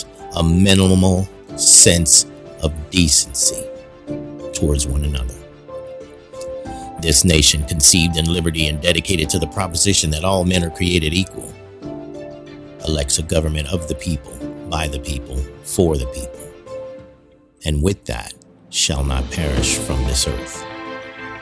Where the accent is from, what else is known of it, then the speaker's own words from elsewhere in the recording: United States; I'm an American. I was born in the United States